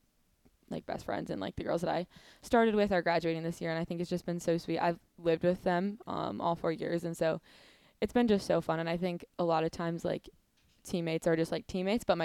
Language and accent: English; Negaunee, Michigan, United States; I'm from Negaunee area, so I mean, it's definitely a smaller town, but it's a lot different than downstate.